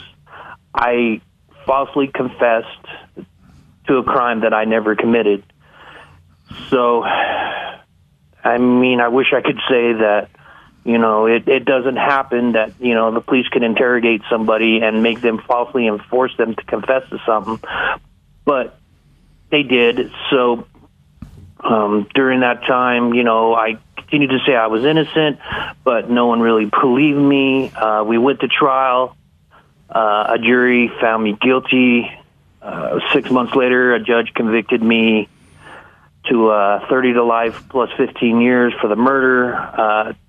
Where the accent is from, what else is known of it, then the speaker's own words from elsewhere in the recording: Idaho Falls, Idaho, United States; I'm a true Idahoan. I was born and raised here in Idaho Falls